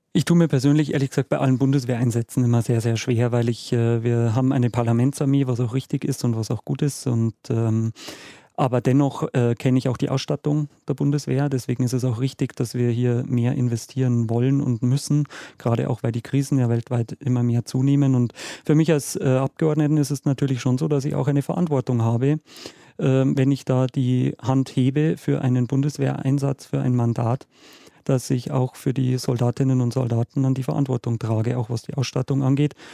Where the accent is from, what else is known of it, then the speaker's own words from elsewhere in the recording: Munich, Bavaria, Germany; meine Heimatstadt München